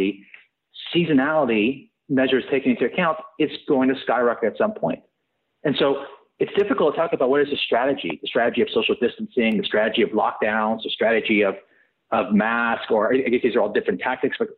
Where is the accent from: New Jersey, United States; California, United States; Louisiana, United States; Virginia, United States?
California, United States; Santa Clara County; moved away as an adult; I grew up in Santa Clara County in California. And I packed up and left.